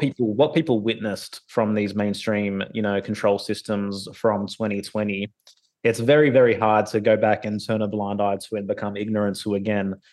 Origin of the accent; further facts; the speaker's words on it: Sydney, New South Wales, Australia; I was born in Sydney, Australia